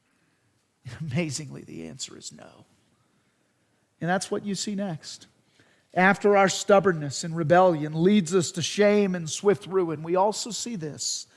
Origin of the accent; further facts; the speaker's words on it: United States; as Americans, as American Christians